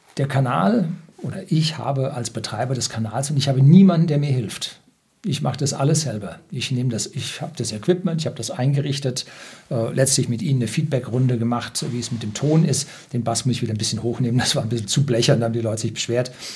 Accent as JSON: {"language": "German", "country": "Germany", "said": "bei uns in Deutschland"}